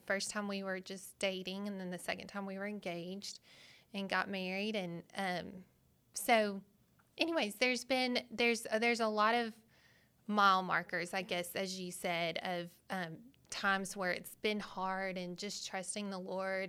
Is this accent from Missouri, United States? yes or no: no; Arkansas, United States; I was born and raised in Arkansas, and my parents go to Manuel Baptist in Little Rock